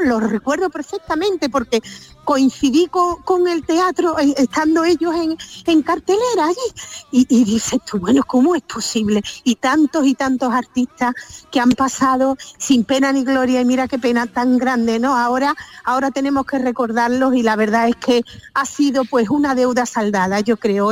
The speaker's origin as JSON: {"language": "Spanish", "town": "Seville", "region": "Andalusia", "country": "Spain", "accent": "Sevillian", "said": "yo tengo mucho acento sevillano"}